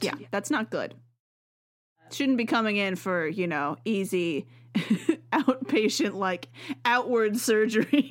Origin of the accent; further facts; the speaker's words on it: Oregon, United States; also born or lived in Washington; I'm not really from Oregon, because my parents moved here before I was one.